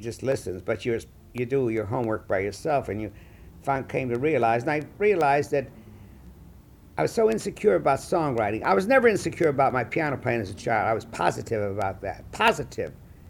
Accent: Chicago, Illinois, United States; And that was the era I grew up in Chicago.

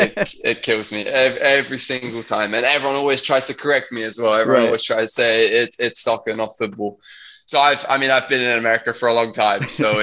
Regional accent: London, Surrey, South East England, United Kingdom; moved away as an adult; So I grew up in London, in a county called Surrey, with my parents and my two older brothers. So I was the youngest, and I mean I've lived there my whole life.

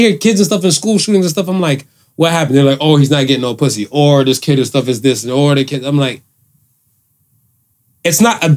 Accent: United States; I grew up in America

